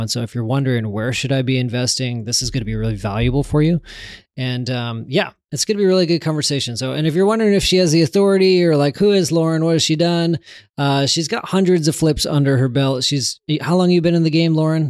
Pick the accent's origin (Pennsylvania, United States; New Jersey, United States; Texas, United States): Texas, United States; I'm from Texas